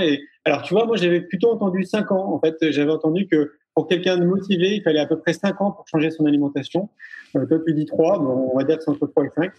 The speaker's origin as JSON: {"language": "French", "town": "Paris", "region": "Île-de-France", "country": "France", "tie": "born or raised there", "said": "moi j'ai grandi à Paris pendant 34 ans"}